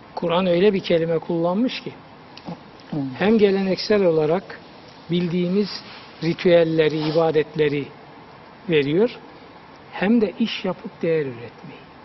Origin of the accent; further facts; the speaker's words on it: Black Sea Region, Turkey; bir hoca dinlemiştim çocukluğumda bizim Karadeniz'de.